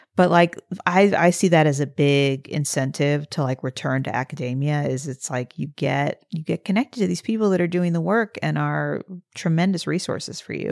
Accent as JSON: {"language": "English", "region": "Midwest", "country": "United States", "tie": "born or raised there", "moved": "as an adult", "said": "I grew up in the Midwest for eighteen years"}